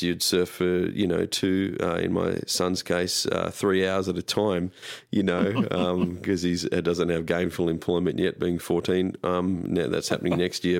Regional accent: Australia; moved away; being Australian growing up

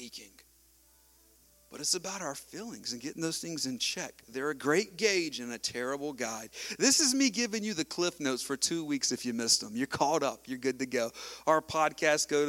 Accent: United States; I grew up in Wilson County, man. We grow stuff. We grow tobacco. We grow cotton.

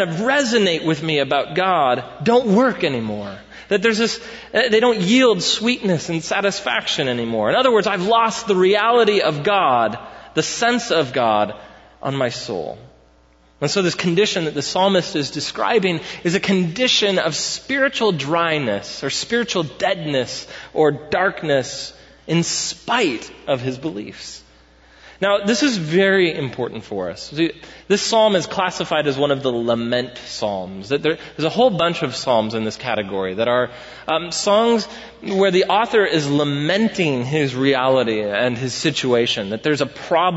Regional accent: United States; as Americans

